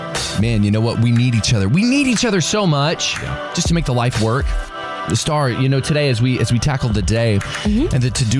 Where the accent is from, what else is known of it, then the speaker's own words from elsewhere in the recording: Midlothian, Texas, United States; I never say, oh, I'm from Midlothian.